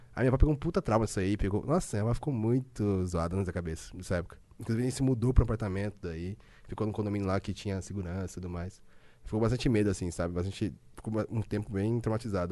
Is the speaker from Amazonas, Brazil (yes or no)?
no; Londrina, Paraná, Brazil; also born or lived in Curitiba; now in São Paulo, Brazil; Nasci em Londrina, né? Norte do Paraná. Aí eu tenho. Eu falo porta, porteira, portão